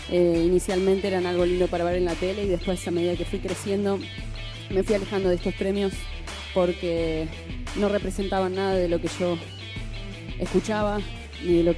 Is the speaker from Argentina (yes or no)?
yes; Santa Fe, Argentina; Yo soy de Santa Fe